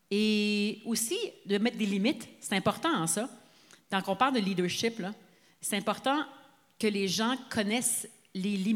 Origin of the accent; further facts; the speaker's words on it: Sainte-Adèle, Quebec, Canada; moi, je suis enfant unique, puis j'ai grandi à Saint-Adèle de 0 à 4 ans.